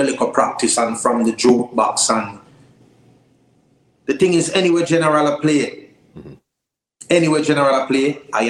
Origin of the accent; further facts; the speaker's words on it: Kingston, Jamaica; also born or lived in St. Mary, Jamaica; I grew up in Jonestown, Trenchtown, Augustown, but I was born in St. Mary